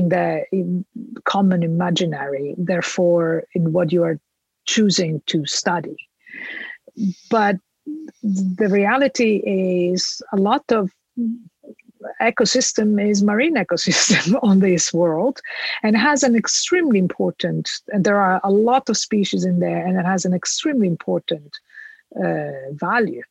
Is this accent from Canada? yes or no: no; Italy; moved away as an adult; I come from Italy, I did my PhD in Italy